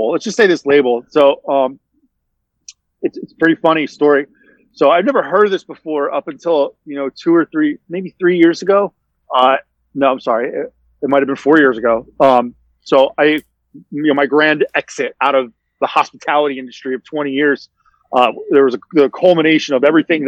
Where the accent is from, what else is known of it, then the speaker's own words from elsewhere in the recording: New Jersey, United States; moved away; I'm from New Jersey originally.